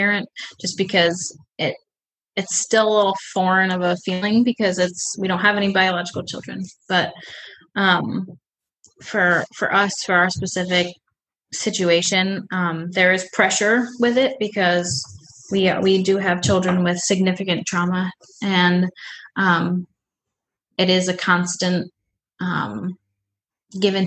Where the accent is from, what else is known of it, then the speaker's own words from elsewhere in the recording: Buffalo, New York, United States; moved away as an adult; we're from Buffalo, New York, and all of our family and friends are there